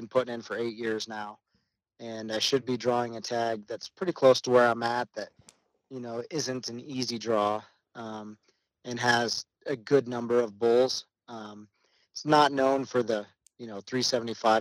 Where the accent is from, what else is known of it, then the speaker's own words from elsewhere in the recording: Colorado, United States; also born or lived in Texas; I was born and raised here in Colorado. I did live a few years outside of Colorado down in Texas